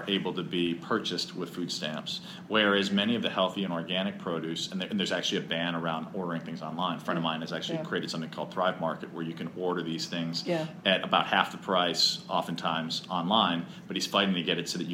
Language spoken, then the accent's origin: English; Chicago, Illinois, United States; I'm from Chicago